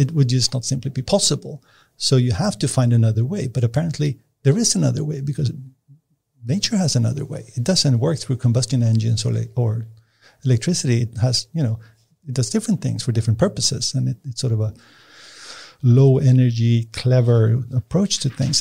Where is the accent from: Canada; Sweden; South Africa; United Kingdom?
Sweden; Nacka, Stockholm County; I was born and raised out in Nacka